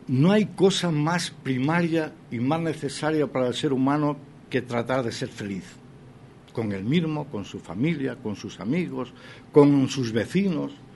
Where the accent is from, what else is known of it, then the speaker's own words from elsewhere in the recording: Spain; Y aquí somos todos españoles